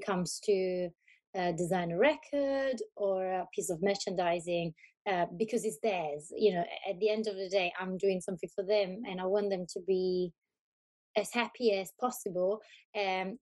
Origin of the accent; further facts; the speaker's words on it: Tuscany, Italy; moved away as an adult; also born or lived in Berlin / Glasgow; now in London, United Kingdom; I'm from Italy. I live in the UK since 10 years